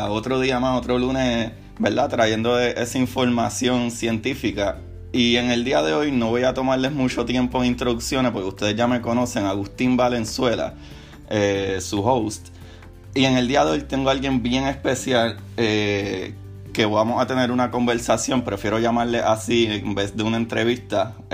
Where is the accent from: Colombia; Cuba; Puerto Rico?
Puerto Rico; now in St. Petersburg, United States; yo, de la misma manera, pues me crié en Puerto Rico, ciudad